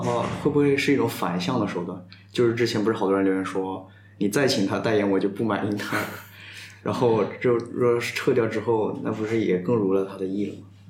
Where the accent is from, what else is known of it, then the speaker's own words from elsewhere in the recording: Changsha, Hunan, China; 反正在湖南省那边儿，就长沙那边儿有一种这样的说法，然后我们家就被罚了